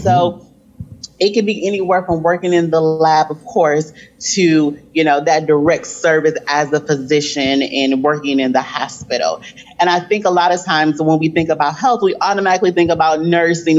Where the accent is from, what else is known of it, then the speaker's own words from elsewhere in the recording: Flint, Michigan, United States; I grew up in Flint, Michigan.